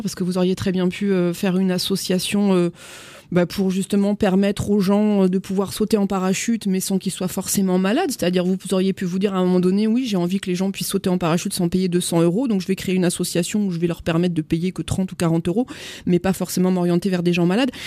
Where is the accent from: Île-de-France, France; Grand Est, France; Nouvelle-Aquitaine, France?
Nouvelle-Aquitaine, France; Agen; je suis moi-même d'Agen